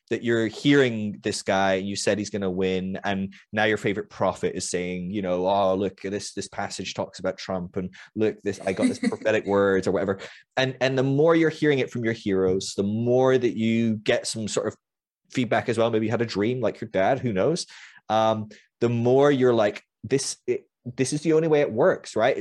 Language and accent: English; United Kingdom; I came in as a Brit who was already like a total ridiculous liberal progressive just because I'm British